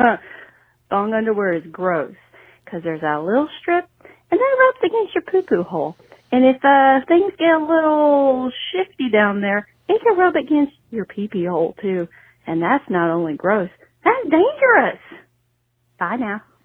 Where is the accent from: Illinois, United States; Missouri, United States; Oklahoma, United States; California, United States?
Oklahoma, United States; Tulsa; I grew up in Tulsa